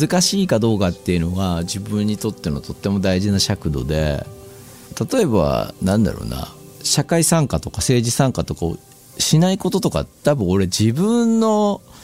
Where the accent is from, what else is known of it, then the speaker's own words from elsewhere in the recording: Shizuoka, Japan; 僕静岡に生まれて